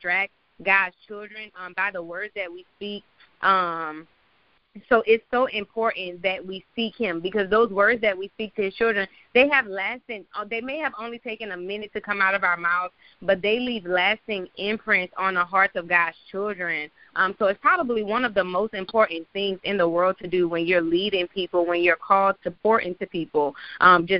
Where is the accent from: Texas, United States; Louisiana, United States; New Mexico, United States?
Louisiana, United States; New Orleans; now in Atlanta, United States; I am from New Orleans, but I live in Atlanta.